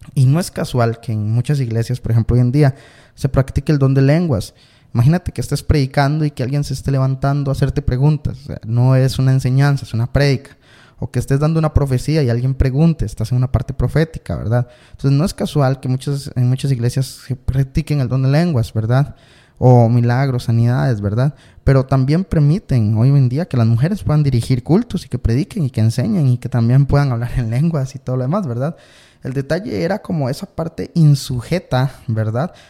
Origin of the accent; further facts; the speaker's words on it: Costa Rica; yo soy de Costa Rica